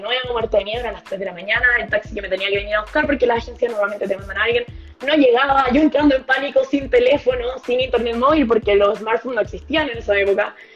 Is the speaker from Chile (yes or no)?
yes; Chile; moved away as an adult; also born or lived in New Zealand / Australia / Portugal; soy chilena